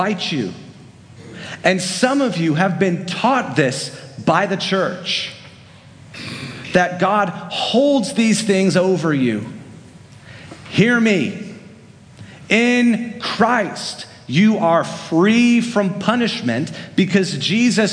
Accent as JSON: {"language": "English", "region": "Central Florida", "country": "United States", "tie": "born or raised there", "said": "I grew up in Central Florida, just down the road from Disney World"}